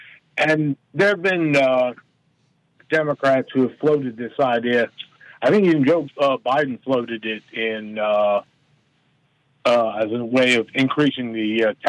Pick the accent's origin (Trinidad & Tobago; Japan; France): Japan; now in United States; No, I grew up in Japan.